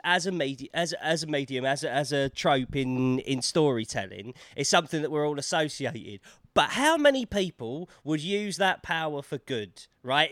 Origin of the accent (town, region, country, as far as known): London, United Kingdom; accent: Cockney